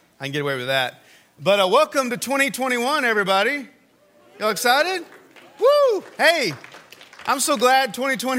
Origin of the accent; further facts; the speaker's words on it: Texas, United States; moved away; I went to A&M, and I'm from Texas